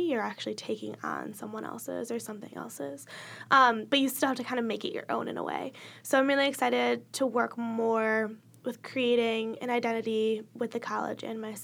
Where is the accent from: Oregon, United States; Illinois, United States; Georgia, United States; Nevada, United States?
Illinois, United States; moved away as an adult; now in East Lansing, United States; I'm from Illinois